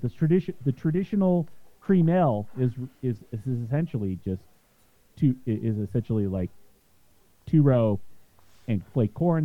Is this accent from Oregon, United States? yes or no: no; Utah, United States; now in Jefferson County, Colorado, United States; I'm from Utah um, originally